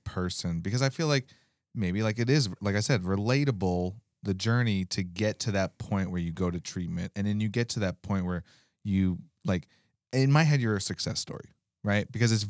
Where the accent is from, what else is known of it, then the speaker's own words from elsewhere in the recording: Alaska, United States; We're from Alaska.